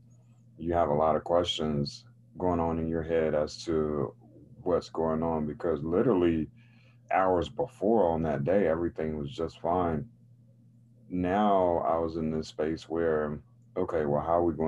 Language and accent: English; Raleigh, North Carolina, United States; I grew up in North Carolina, in Raleigh, North Carolina, which is the capital city of the state